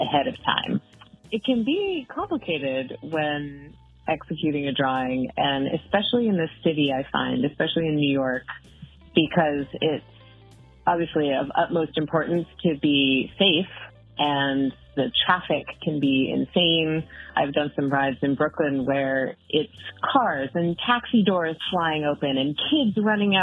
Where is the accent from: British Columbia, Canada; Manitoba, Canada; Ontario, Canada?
British Columbia, Canada; Vancouver Island; now in Great Barrington, United States; But originally, which still feels like home to me, my whole family is there, I am from Vancouver Island on the west coast of British Columbia, Canada, which is a pretty sweet place to grow up